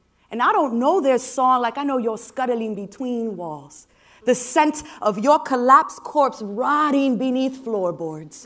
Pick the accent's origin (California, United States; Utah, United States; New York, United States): New York, United States; New York City; I was born and raised in New York City. You might be able to tell from my accent